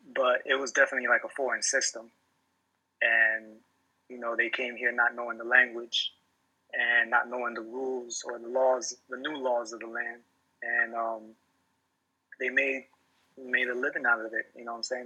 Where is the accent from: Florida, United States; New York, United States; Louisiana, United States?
New York, United States; New York City; growing up in New York